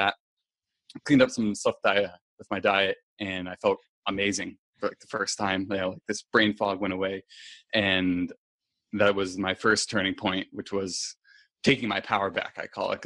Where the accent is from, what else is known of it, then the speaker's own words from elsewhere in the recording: New Hampshire, United States; I am originally from there.